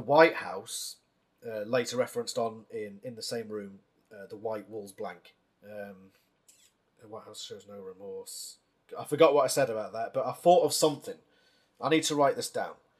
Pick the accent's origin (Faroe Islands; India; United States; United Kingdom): United Kingdom; as a British man